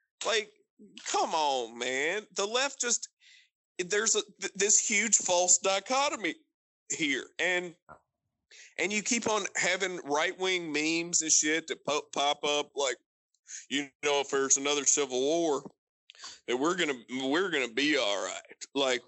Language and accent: English; Appalachia, United States; I'm an Appalachian American. I am Melungeon through and fucking through